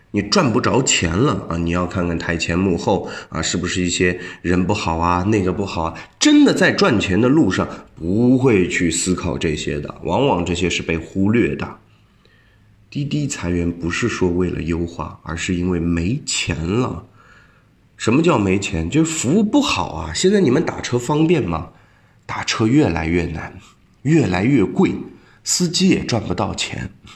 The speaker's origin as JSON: {"language": "Chinese", "country": "China", "said": "我们中国人"}